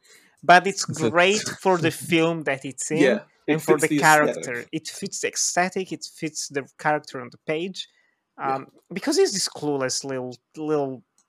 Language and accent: English; Philippines; I come from the Philippines.